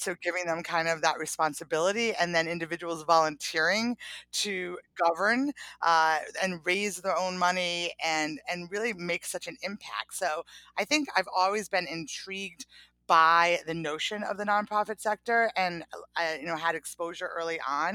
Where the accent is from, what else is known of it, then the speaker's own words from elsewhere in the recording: Providence, Rhode Island, United States; I grew up in Providence, Rhode Island